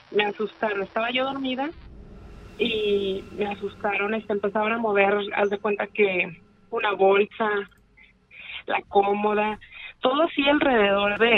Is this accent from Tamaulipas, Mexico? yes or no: no; García, Nuevo León, Mexico; De García.